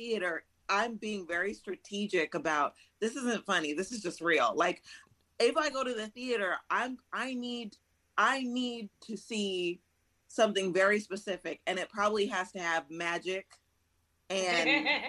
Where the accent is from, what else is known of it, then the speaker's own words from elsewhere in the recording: Southern California, United States; I'm from Southern California.